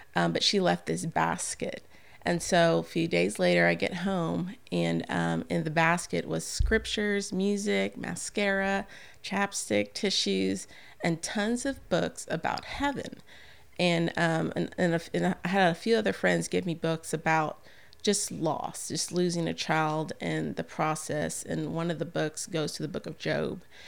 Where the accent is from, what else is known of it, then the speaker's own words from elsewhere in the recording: San Antonio, Texas, United States; moved away as an adult; now in Bossier City, United States; I'm from San Antonio